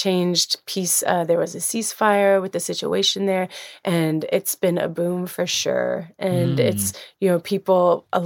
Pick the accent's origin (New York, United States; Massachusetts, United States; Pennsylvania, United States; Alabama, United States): Alabama, United States; now in San Sebastian, Spain; I'm from Alabama, sitting here in my childhood home